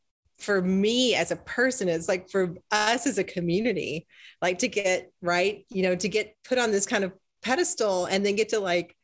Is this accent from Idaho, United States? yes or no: yes; Idaho, United States; I'm from Idaho.